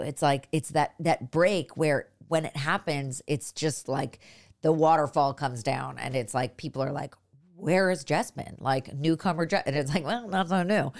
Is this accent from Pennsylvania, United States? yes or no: no; Los Altos, California, United States; I'm from up north, I'm from Los Altos, which is, like, near Stanford